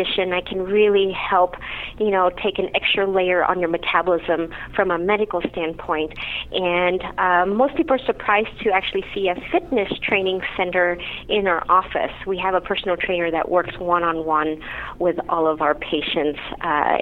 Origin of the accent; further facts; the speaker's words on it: Kansas, United States; moved away as an adult; now in Denver, United States; I'm actually originally from Kansas, but I did my residency training in Denver